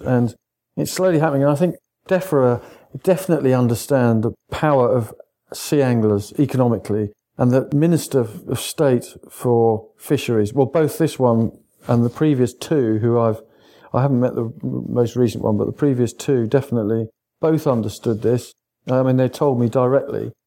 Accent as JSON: {"language": "English", "area": "East Sussex", "region": "South East England", "country": "United Kingdom", "said": "I come from East Sussex"}